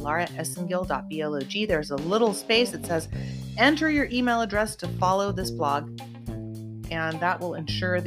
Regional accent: Santa Cruz, California, United States; also born or lived in Lake Tahoe; now in Los Angeles County, United States; I'm originally from Santa Cruz, California. I grew up in a sunny surfer town, born and raised in California.

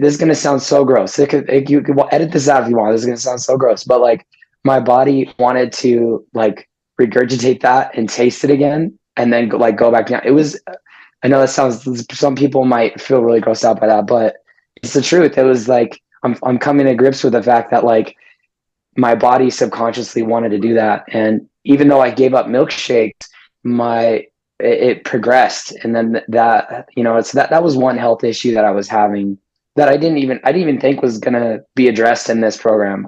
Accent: Las Vegas, Nevada, United States; born and raised in Las Vegas

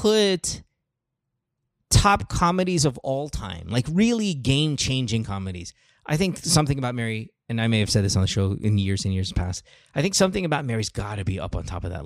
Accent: Philippines; we're Filipino

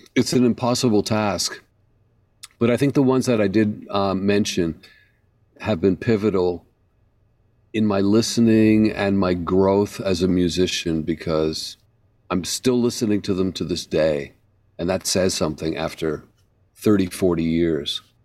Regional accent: Canada; moved away as an adult; now in New York, United States; I grew up in Canada playing a very particular stick.

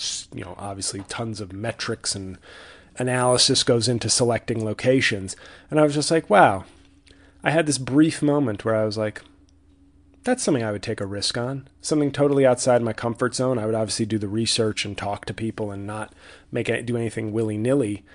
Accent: New York City, New York, United States; my hometown in the biggest media market in the country

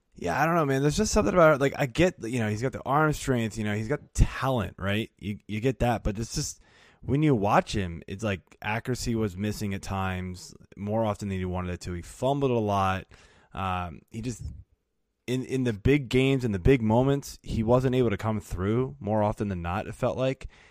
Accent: Burke, Virginia, United States; moved away as an adult; also born or lived in Blacksburg, Virginia / Woodbridge, Virginia; now in Olney, Maryland, United States; I grew up in Northern Virginia

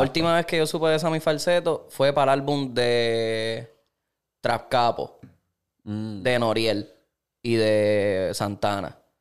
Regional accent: Caguas, Puerto Rico; Yo soy de Cagua

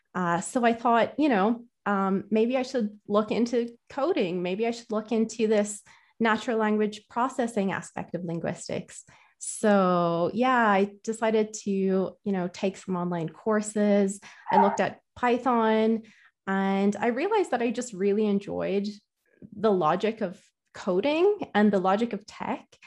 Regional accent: Ireland; I'm from Ireland

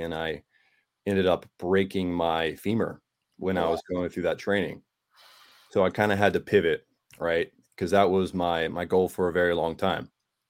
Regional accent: Portland, Oregon, United States; moved away as an adult; also born or lived in Japan; I grew up in Portland, Oregon

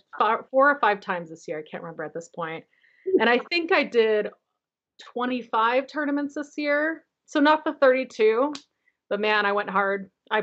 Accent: Phoenix, Arizona, United States; moved away as an adult; now in Holladay, United States; I live in Holiday, Utah. I grew up in Phoenix, Arizona

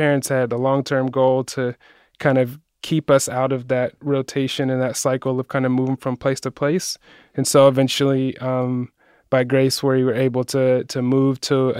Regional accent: Columbus, Ohio, United States; You know, so I'm from Columbus originally. Not really a specific neighborhood in Columbus.

